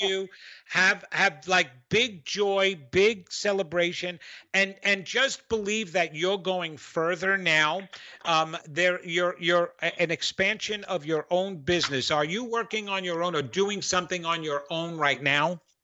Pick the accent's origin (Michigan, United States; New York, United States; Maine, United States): New York, United States; accent: New York; that was my New York accent